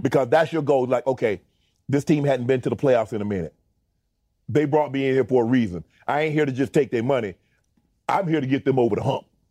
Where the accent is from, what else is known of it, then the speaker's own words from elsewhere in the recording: Georgia, United States; I'm from Georgia